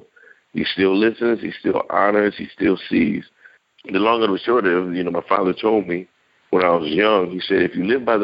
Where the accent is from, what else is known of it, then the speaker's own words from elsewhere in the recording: New York City, New York, United States; I'm originally from New York